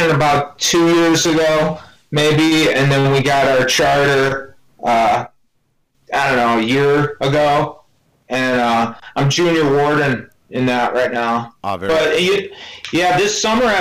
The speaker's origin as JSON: {"language": "English", "town": "Bridgeport", "region": "Connecticut", "country": "United States", "tie": "born or raised there", "said": "I was born in Bridgeport. Right. Grew up in Bridgeport"}